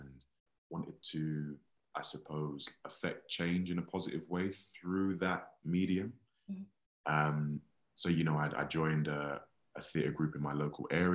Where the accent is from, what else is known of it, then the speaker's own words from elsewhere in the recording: London, United Kingdom; I grew up in West Croydon on a council estate